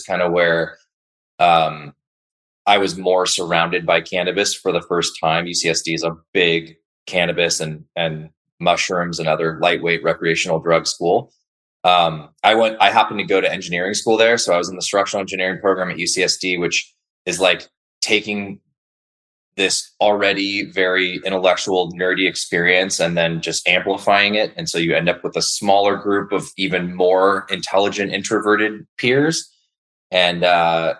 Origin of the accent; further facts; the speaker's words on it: San Diego, California, United States; also born or lived in Los Angeles; I'm born and raised in San Diego, Southern California native